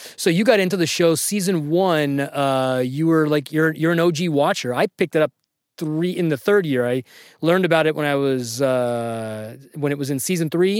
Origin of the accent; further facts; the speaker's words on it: Sacramento, California, United States; I'm from Sacramento. I went to high school in Sacramento